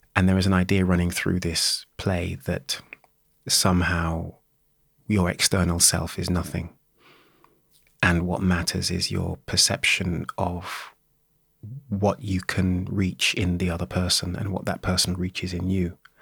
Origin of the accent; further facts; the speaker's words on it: Birmingham, West Midlands, United Kingdom; I was born and raised in Birmingham